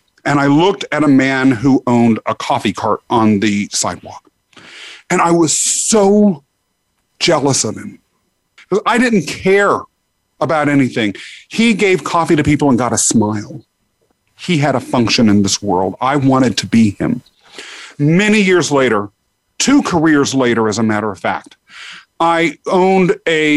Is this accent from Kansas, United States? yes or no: yes; Kansas, United States; moved away as an adult; now in New York City, United States; I grew up in Kansas, got out to come here to New York City for law school